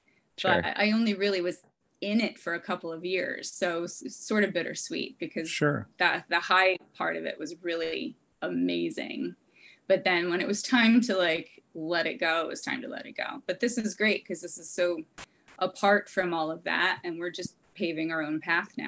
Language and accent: English; New Jersey, United States; moved away; also born or lived in California; And I'm from New Jersey